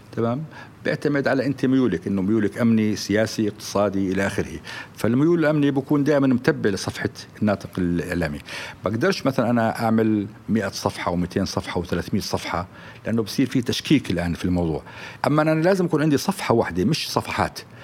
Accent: Jordan; احنا عندنا في الاردن

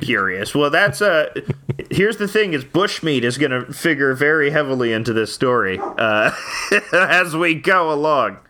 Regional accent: Canada

